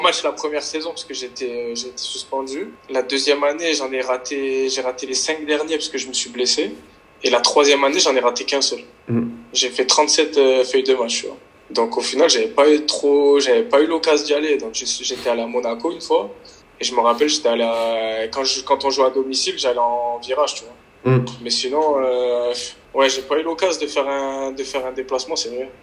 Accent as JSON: {"language": "French", "town": "Nice", "region": "Provence-Alpes-Côte d'Azur", "country": "France", "tie": "born or raised there", "said": "c'est Nice parce que je suis né à Nice"}